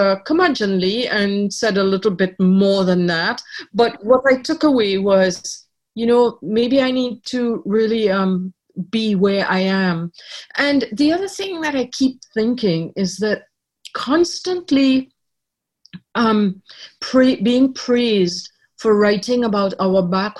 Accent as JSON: {"language": "English", "country": "Trinidad & Tobago", "tie": "born or raised there", "also_born_or_lived": "Ireland", "moved": "yes", "lives_now": "Canada", "said": "I was born in Ireland. I grew up in Trinidad, but when I took out Canadian citizenship, I lost my Trinidadian citizenship."}